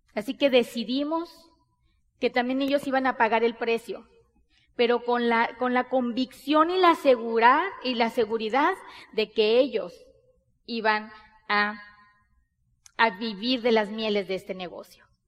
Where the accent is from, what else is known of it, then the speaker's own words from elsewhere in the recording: Sonora, Mexico; Nosotros somos mexicanos, bien mexicanas. Somos de Sonora, del norte del país de México.